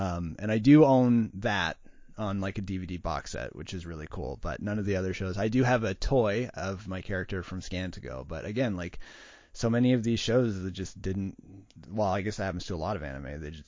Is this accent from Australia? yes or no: no; Canada; Like if we're even though we're Canadian, they're Canadian productions.